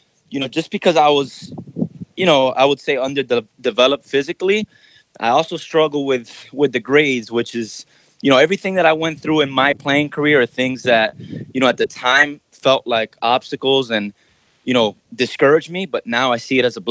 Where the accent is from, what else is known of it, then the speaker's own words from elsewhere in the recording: Miami, Florida, United States; I was born and raised in Miami, Florida.